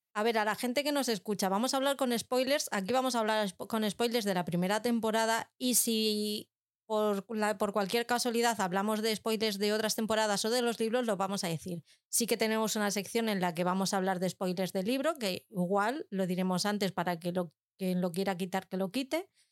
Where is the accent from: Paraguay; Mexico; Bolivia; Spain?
Spain; Algete, Community of Madrid; que están en mi pueblo además, y como la cabra siempre tira al monte, pues yo lo tengo que decir, tienen los almacenes en Algete, en Madrid